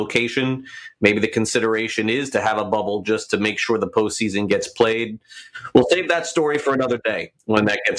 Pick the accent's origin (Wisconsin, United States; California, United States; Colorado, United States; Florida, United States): Florida, United States; the team that I have here in my hometown. Florida Panthers